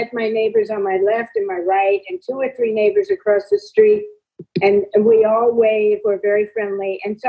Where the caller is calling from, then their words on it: Calabasas, California, United States; I'm calling from California, Calabasas.